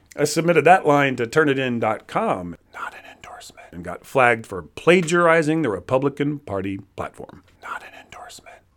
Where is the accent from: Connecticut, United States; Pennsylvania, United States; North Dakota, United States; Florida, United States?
Florida, United States; moved away; I'm originally from Florida